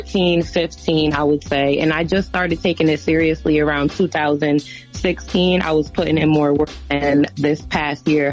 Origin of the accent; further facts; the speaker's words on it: Albany, New York, United States; I'm from Albany, like we upstate, we outside